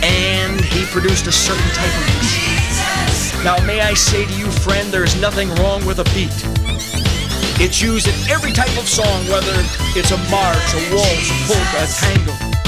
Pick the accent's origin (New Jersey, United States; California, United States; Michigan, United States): Michigan, United States; Detroit; The Detroit News, my hometown newspaper